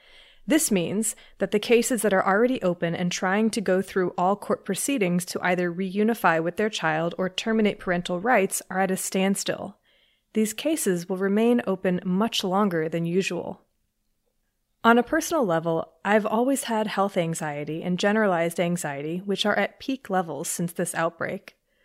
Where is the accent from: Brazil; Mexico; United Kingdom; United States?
Mexico; Mexico City; I'm originally from Mexico City, and ironically enough, I lived through the H1N1 outbreak during my senior year of high school.